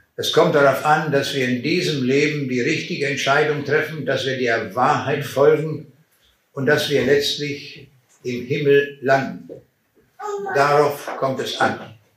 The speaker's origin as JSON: {"language": "German", "town": "Braunschweig", "region": "Lower Saxony", "country": "Germany", "said": "Meine Frau und ich, wir kommen aus Braunschweig."}